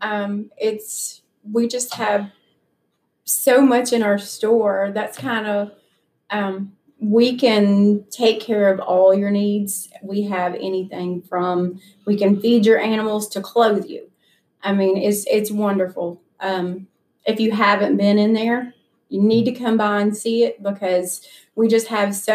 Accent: Carroll County, Tennessee, United States; I'm actually from Carroll County

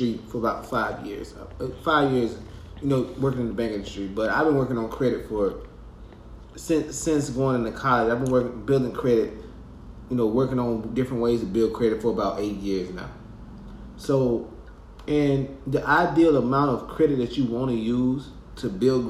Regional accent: Groveville, Alabama, United States; moved away; I'm from Groveville, Alabama

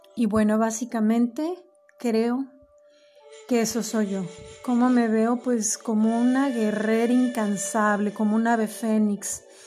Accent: Mexico; yo soy mexicana

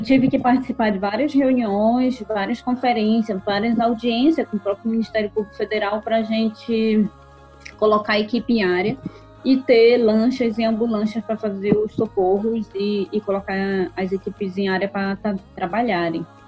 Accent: Solimões village, Lower Tapajós, Pará, Brazil; E aqui no Baixo Tapajós, né, eu sou da aldeia de Solimões, que fica às margens do rio Tapajós, na Resex Tapajós da Arapiuns

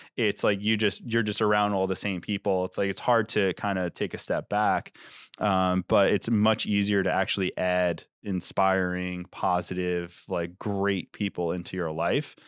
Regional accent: New York, United States; moved away as an adult; now in New Jersey, United States; when I moved from New York to New Jersey like seven years ago

